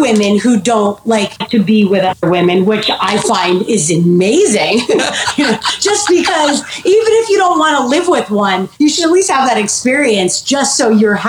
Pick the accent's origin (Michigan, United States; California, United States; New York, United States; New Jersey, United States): New Jersey, United States; Montville; I just turned 40, so I'm just going to throw that out there. But I'm from New Jersey originally, and I was born and raised in Montville